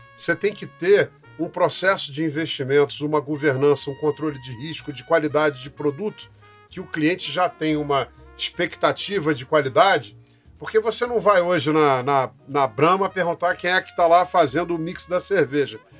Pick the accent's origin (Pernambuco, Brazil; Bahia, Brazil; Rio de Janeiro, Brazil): Rio de Janeiro, Brazil; moved away as an adult; now in São Paulo, Brazil; Eu sou carioca, flamenguista, economista, formado na PUC do Rio de Janeiro